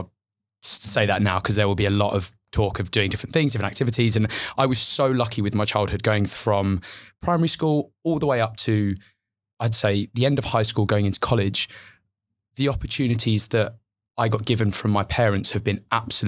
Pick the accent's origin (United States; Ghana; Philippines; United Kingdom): United Kingdom; Chelmsford, East of England; So I was born in Chelmsford. And I was raised there literally my whole childhood.